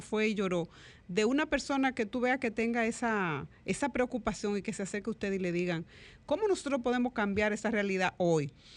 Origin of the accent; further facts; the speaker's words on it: Dominican Republic; nosotros como dominicanos y dominicanas